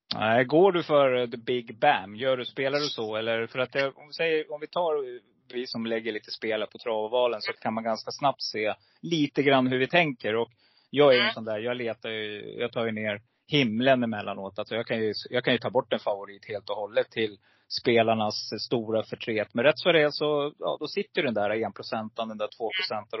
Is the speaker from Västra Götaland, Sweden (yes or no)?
no; Stockholm, Stockholm County, Sweden; also born or lived in Gävle / Hudiksvall; now in Falun, Sweden; jag är född i Gävle, men eh, uppväxt i Stockholm